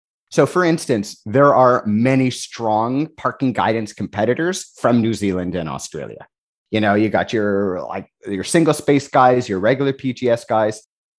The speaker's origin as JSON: {"language": "English", "country": "Canada", "said": "I'm Canadian"}